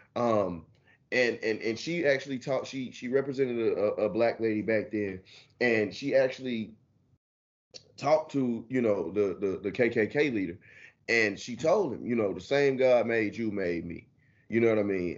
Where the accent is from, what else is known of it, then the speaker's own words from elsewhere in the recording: Houston, Texas, United States; moved away; that's my hometown